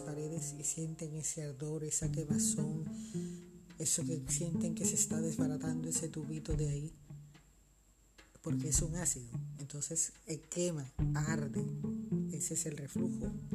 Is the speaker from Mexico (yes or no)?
no; Colombia; also born or lived in Barranquilla, Colombia; en mi país